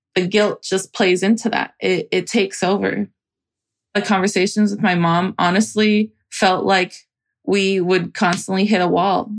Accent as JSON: {"language": "English", "town": "Salinas", "region": "California", "country": "United States", "tie": "born or raised there", "moved": "as an adult", "lives_now": "San Francisco, United States", "said": "I grew up in Salinas, California, and I'm currently based in San Francisco"}